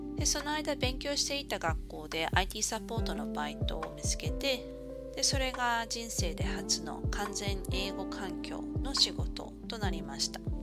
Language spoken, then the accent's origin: Japanese; Hokkaido, Japan; moved away as an adult; also born or lived in Cairns, Australia / Brisbane, Australia; now in New Zealand; 私は現在ニュージーランドに住んでいますがもともとは北海道出身です